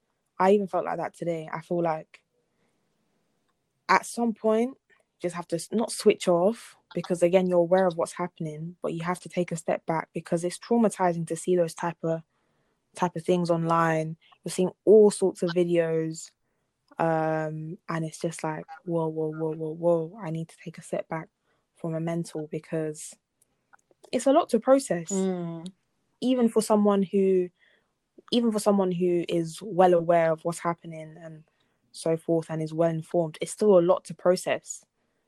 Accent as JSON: {"language": "English", "country": "DR Congo", "said": "obviously, I'm from Congo, if people didn't know already."}